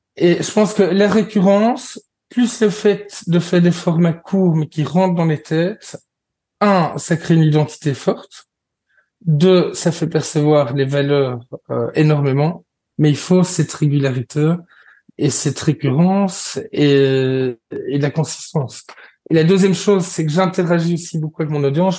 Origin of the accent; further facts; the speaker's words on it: Belgium; je suis belge